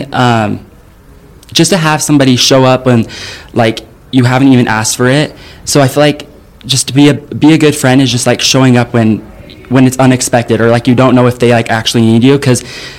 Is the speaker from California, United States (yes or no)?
no; Utah, United States; now in Tennessee, United States; I was born in Utah and then I moved to Tennessee. I think it's been like three years ago.